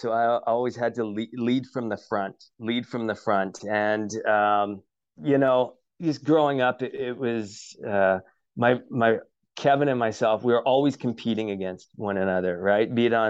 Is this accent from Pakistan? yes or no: no; Canada; we, being a Canadian, we just celebrated our Canadian Thanksgiving at the start of October. And I was missing home.